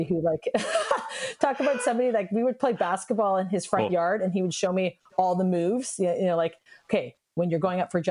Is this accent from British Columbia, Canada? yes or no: yes; Richmond, British Columbia, Canada; I grew up in Richmond